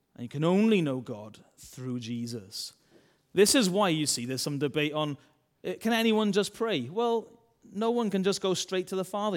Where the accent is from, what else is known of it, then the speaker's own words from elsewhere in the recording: Wales, United Kingdom; accent: Welsh; I'm a Welsh man